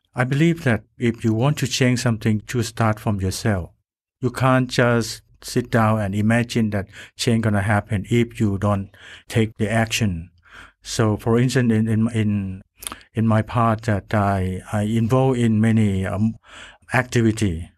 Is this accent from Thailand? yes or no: yes; Thailand; I come from Thailand